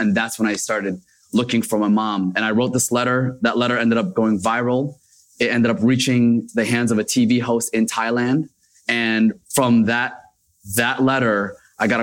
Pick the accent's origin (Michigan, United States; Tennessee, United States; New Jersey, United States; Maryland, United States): New Jersey, United States; Paterson; also born or lived in Mecca, Saudi Arabia; I actually grew up in Paterson, New